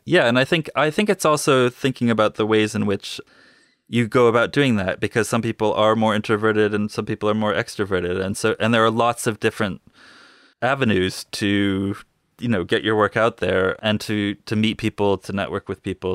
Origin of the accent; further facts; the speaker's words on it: Northampton, Massachusetts, United States; moved away as an adult; also born or lived in New York City, United States / England, United Kingdom; now in Bristol, United Kingdom; I grew up in Northampton